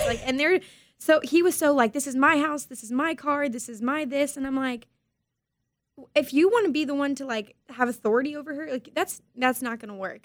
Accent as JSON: {"language": "English", "town": "Harlingen", "region": "Texas", "country": "United States", "tie": "born or raised there", "said": "I'm born and raised in Harlingen"}